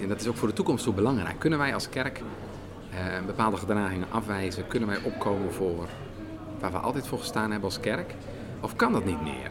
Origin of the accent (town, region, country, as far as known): Netherlands